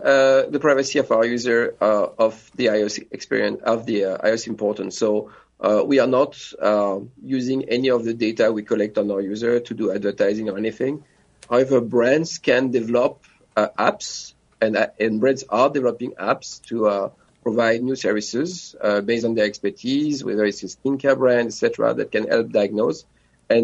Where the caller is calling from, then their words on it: France; also born or lived in New York; Yes, I'm joining you from France. I used to be a New Yorker